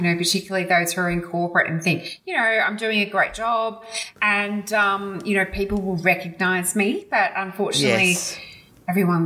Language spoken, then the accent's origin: English; Melbourne, Victoria, Australia; we grew up in Mitcham in Melbourne